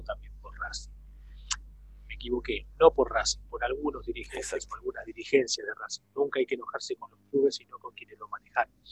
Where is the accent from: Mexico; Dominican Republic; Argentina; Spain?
Argentina; Villa Domínico, Buenos Aires Province; also born or lived in Parque Patricios, Buenos Aires / Wilde; yo nací en Parque Patricio. mi viejo, mi viejo era policía de la Federal, entonces nací en el Parque, en el, en el Hospital Churruca. Parque Patricio. Apenas nací, ya estábamos ellos viviendo en Villa Domínico, así que soy, soy porteño por cinco minutos nada más